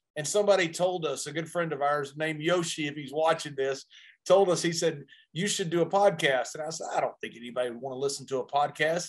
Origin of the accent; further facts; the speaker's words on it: Sweetwater, Texas, United States; the town where I grew up, Sweetwater